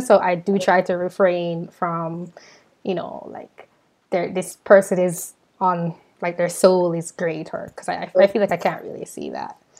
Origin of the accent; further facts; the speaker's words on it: Jamaica; now in United States; I'm from Jamaica.